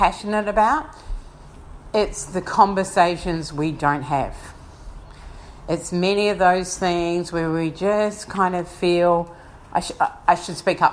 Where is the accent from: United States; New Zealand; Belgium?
New Zealand; Wellington; moved away as an adult; now in Brisbane, Australia; I was born in Wellington, New Zealand